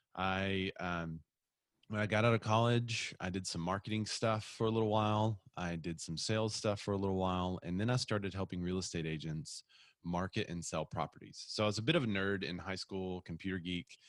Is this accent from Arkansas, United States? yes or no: yes; Bryant, Arkansas, United States; also born or lived in Little Rock, Arkansas; I'm from Bryant, which is just south of here